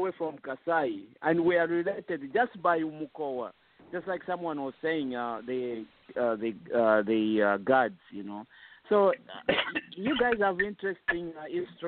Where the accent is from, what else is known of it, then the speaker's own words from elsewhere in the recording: Kazembe, Luapula Province, Zambia; also born or lived in Kashobwe, Zambia; now in Pennsylvania, United States; I'm from Kazembe